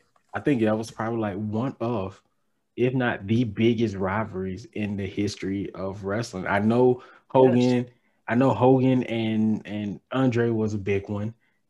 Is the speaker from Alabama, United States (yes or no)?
yes; Alabama, United States; But as a boy from Alabama